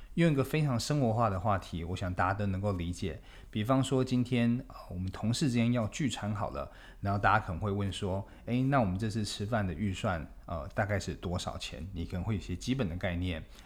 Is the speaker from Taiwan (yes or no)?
yes; Taipei, Taiwan; 我们台北人的后花园